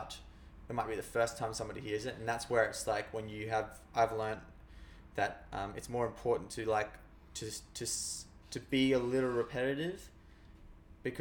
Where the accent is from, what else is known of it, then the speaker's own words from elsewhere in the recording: Australia; we as the Australian people